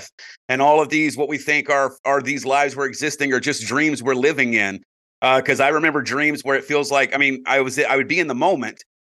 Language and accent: English; South Carolina, United States; as a South Carolina boy myself